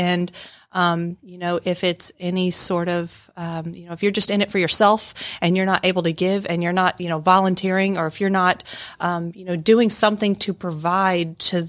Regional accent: Cape Girardeau, Missouri, United States; I was born and raised in Cape Girardeau, Missouri, which is about 2 hours south of St. Louis.

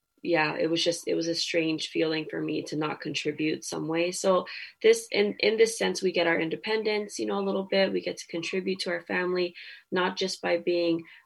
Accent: Hawaii, United States; I'm Polynesian, you know, I'm Hawaiian

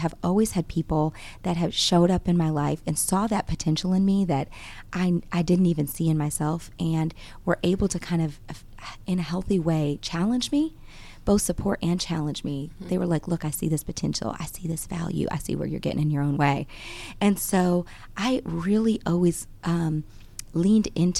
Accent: Grand Rapids, Michigan, United States; now in Georgia, United States; I grew up in Michigan, born and raised in Grand Rapids, Michigan

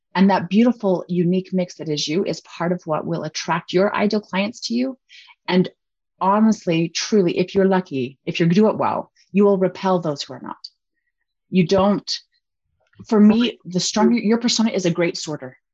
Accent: Utah, United States; we're from Utah.

